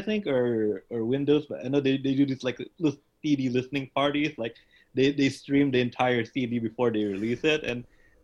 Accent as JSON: {"language": "English", "country": "Philippines", "tie": "born or raised there", "moved": "as an adult", "lives_now": "United States", "said": "I was in the Philippines. I was born"}